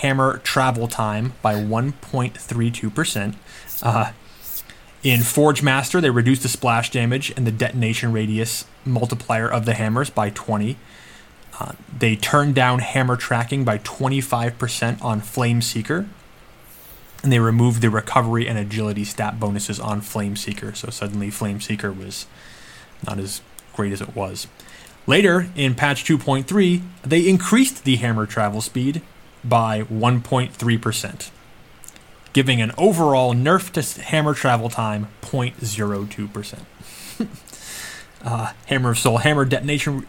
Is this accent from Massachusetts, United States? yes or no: yes; Massachusetts, United States; Knight and I grew up in Massachusetts